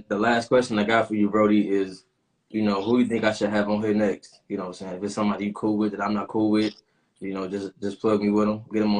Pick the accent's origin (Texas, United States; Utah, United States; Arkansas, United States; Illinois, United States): Illinois, United States; Aurora; also born or lived in Oak Park, Illinois; I was born and raised in Aurora, but then I moved to Oak Park. I was in Oak Park, went to OPRF. All the way from what my fifth grade year to my junior year, you know. So, and the school I moved back to Aurora and went to East Aurora